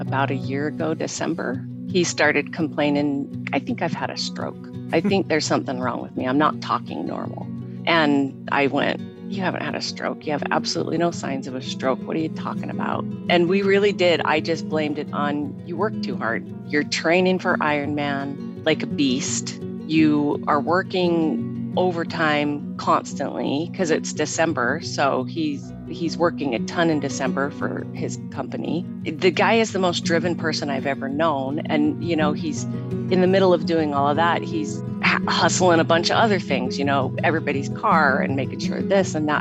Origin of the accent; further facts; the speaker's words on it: Pocatello, Idaho, United States; moved away as an adult; also born or lived in San Francisco, California / Salt Lake City, Utah; now in Utah, United States; I'm originally from Pocatello, Idaho